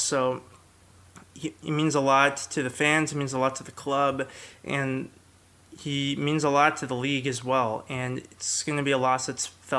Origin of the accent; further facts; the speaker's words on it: Bay Area, California, United States; also born or lived in San Diego; now in Livermore, United States; We graduated from the same high school. His hometown is only 20 minutes down Interstate 680 from my hometown.